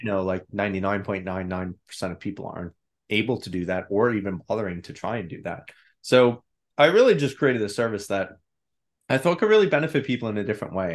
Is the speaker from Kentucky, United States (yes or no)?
no; New York, United States; I grew up in New York. I'm still here.